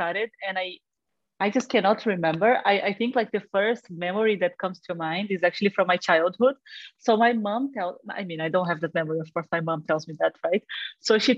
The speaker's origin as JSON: {"language": "English", "region": "Rio de Janeiro", "country": "Brazil", "moved": "yes", "said": "I am originally from Brazil, from Rio."}